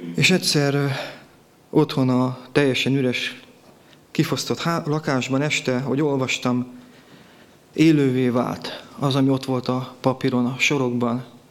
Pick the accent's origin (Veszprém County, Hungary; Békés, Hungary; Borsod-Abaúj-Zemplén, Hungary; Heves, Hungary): Békés, Hungary; Gyula; Itt születtem Gyulán